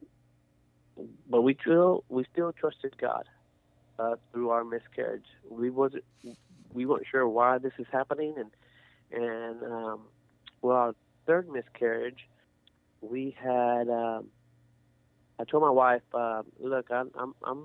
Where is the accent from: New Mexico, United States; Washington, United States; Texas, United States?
Texas, United States; Rosenberg; also born or lived in Katy, Texas; I'm born and raised in Rosenberg